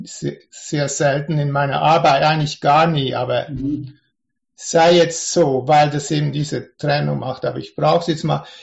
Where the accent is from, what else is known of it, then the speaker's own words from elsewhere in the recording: Switzerland; Ich bin ja ursprünglich aus der Schweiz.